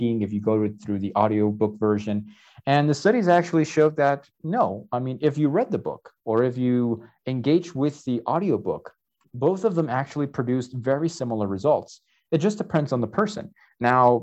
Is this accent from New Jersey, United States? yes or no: yes; New Jersey, United States; moved away as an adult; now in Tlaxcala, Mexico; I'm a native from Jersey. I grew up near a lot of bookstores over there